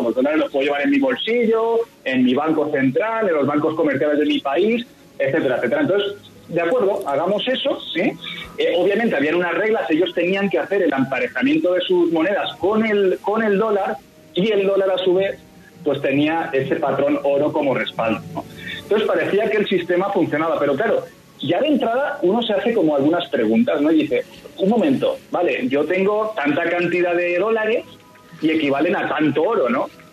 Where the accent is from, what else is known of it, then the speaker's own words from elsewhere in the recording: Spain; yo soy español